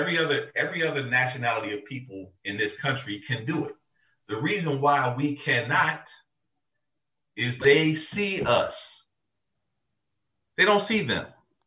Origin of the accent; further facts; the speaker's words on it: United States; I was born here. My parents, my grandparents were all fucking born here.